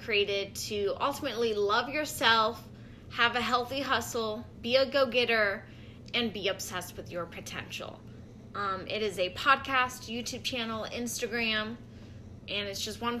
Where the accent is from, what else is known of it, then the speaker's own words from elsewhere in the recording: St. Louis, Missouri, United States; I'm from St. Louis